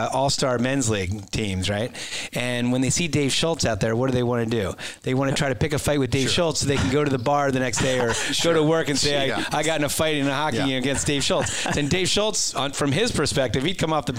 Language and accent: English; Philadelphia, Pennsylvania, United States; growing up in Philadelphia playing hockey